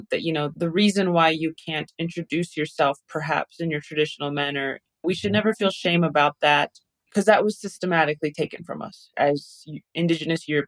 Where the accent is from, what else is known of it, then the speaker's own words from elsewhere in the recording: Canada; You know, I'm from the Dene Nation. I'm I've been raised the very pro-indigenous lens since I was born by my parents